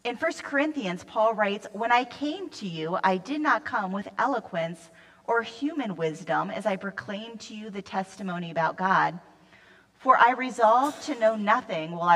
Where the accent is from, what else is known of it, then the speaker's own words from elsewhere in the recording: Western Pennsylvania, United States; I grew up in Western Pennsylvania